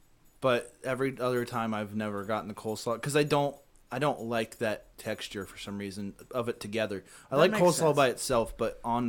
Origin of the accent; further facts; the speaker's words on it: California, United States; Fucking, we're from California.